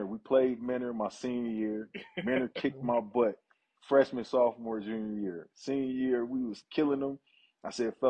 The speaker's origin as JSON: {"language": "English", "town": "Cleveland", "region": "Ohio", "country": "United States", "also_born_or_lived": "Michigan", "said": "I'm from Ohio, first and foremost, so I'm going to always be Ohio, Cleveland, Ohio, no matter what"}